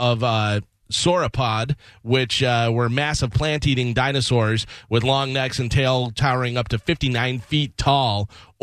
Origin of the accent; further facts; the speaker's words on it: Illinois, United States; I grew up in Illinois